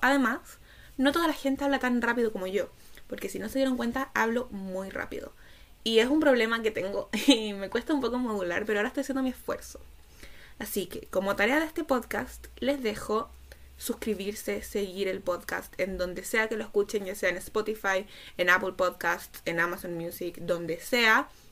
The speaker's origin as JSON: {"language": "Spanish", "country": "Chile", "said": "Soy chilena y autista"}